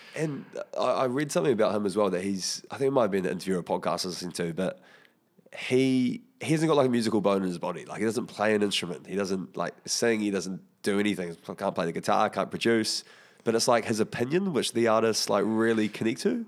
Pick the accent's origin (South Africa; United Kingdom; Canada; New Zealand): New Zealand; Porirua, Wellington; I'm from Porirua